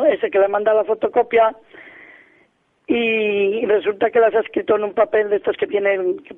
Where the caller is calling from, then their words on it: Salamanca, Castile and León, Spain; Soy … de Salamanca.